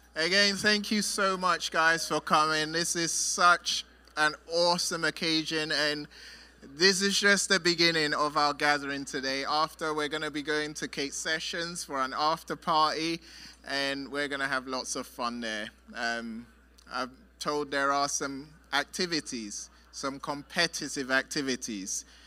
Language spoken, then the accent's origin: English; London, United Kingdom; I'm from London